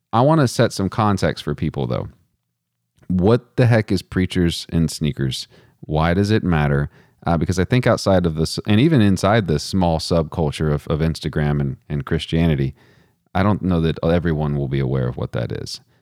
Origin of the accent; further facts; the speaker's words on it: Texas, United States; I'm from Texas